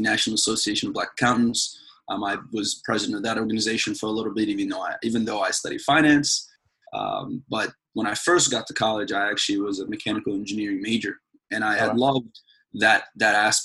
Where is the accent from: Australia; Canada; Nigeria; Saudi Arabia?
Saudi Arabia; also born or lived in Sudan (ancestry); now in United States; I was born in Saudi Arabia. Both my parents are from Sudan, and so I'm a Sudanese-American, African-American. And my family and I, we came to the United States in 2001